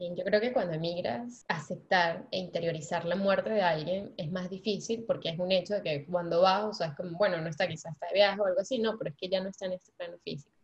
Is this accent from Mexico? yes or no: no; Venezuela; moved away; yo como buena venezolana